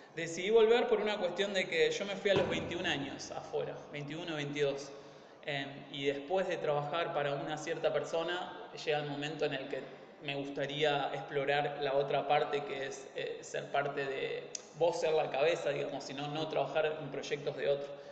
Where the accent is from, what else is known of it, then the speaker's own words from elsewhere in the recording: Argentina; moved away; yo me incluyo, que soy latino, o sea, más allá que somos argentinos, pero latinos